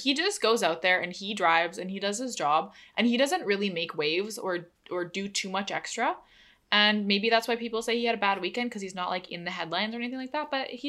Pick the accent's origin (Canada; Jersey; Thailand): Canada; we're Canadian.